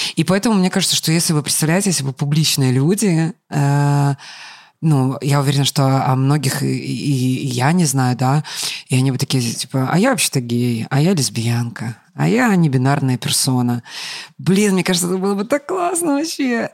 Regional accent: Grodno, Grodno Region, Belarus; moved away; я родом из Гродно

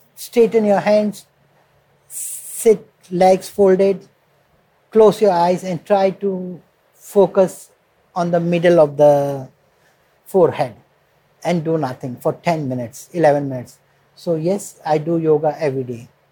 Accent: India; moved away as an adult; now in Moscow, Russia; they know I'm from India

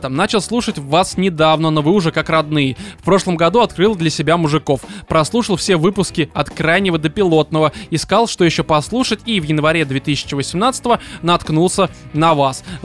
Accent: Blagoveshchensk, Amur Oblast, Russia; born there; Родился в Благовещенске республики Амурской области на границе с Китаем.

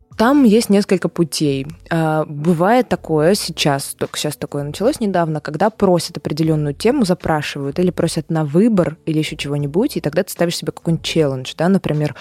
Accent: Saint Petersburg, Russia; also born or lived in Moscow; сейчас мы в Питере, и считается, что я из Питера

